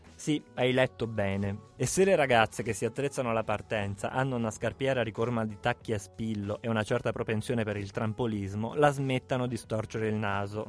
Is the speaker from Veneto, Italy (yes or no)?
no; Abruzzo, Italy; da abruzzese cresciuto in mezzo alle capre, sulle montagne.